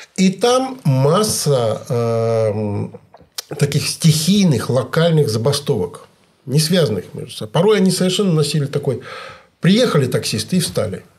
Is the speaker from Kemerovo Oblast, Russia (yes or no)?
yes; Kemerovo Oblast, Russia; Я вот из Кемеровской области